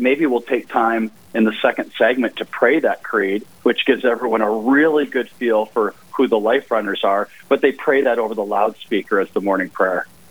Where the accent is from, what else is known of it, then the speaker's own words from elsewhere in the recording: Sioux Falls, South Dakota, United States; moved away as an adult; I grew up in Sioux Falls